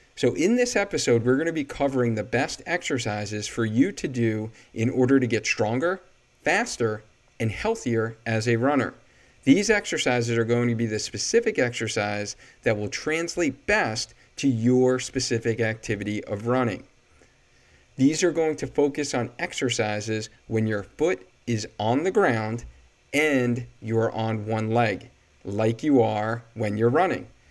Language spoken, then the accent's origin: English; Cheshire, Connecticut, United States; But I live in Cheshire, and this is my hometown